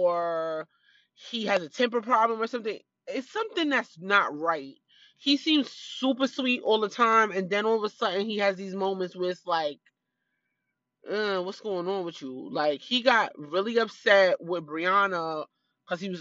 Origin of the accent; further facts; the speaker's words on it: New York City, New York, United States; moved away; I was raised in Brooklyn.